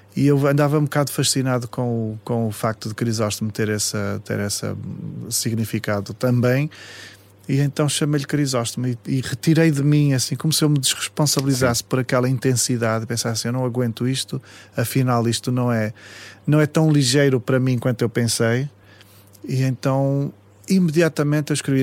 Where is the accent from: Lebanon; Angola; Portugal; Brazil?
Portugal; Paços de Ferreira, Norte; a minha infância foi em Passos de Ferreira, cresci muito na terra